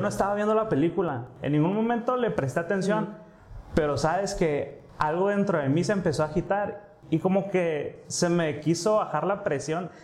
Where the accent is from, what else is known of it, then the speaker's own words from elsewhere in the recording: Mexico; como mexicanos sabemos